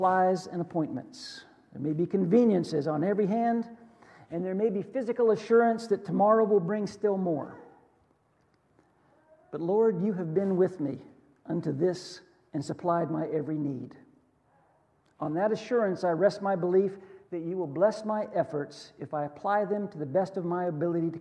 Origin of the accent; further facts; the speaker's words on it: United States; I was born in America